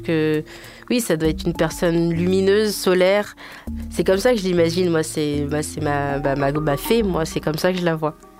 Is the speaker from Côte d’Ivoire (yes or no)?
no; Guinea; moved away; also born or lived in Paris, France; je suis guinéenne